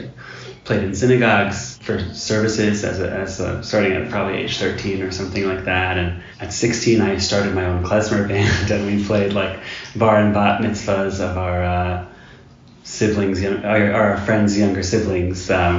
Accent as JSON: {"language": "English", "town": "New Haven", "region": "Connecticut", "country": "United States", "tie": "born or raised there", "also_born_or_lived": "Boston", "moved": "as an adult", "lives_now": "Jerusalem", "said": "I was born in New Haven, Connecticut, a little suburb outside of New Haven. I've been living most of my adult life in Boston, but I've spent a fair amount of time in Jerusalem as well."}